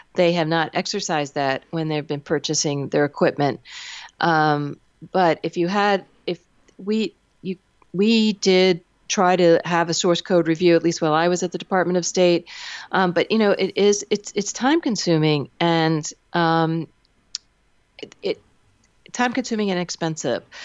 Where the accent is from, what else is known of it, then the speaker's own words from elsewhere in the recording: Pennsylvania, United States; Pennsylvania, my home state